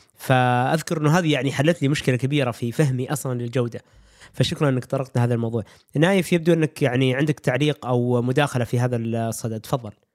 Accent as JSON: {"language": "Arabic", "country": "Saudi Arabia", "said": "في السعوديه ما عندنا"}